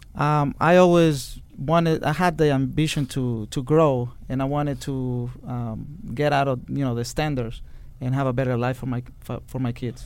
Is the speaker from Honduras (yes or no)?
yes; Honduras; first language Spanish; English is a second language; moved away as an adult; now in United States; I was born in Honduras